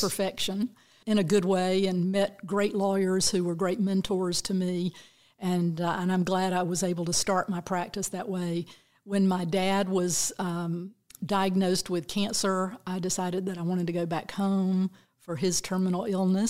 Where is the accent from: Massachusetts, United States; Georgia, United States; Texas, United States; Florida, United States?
Georgia, United States; Bainbridge; I grew up down in very deep South Georgia, little town of Bainbridge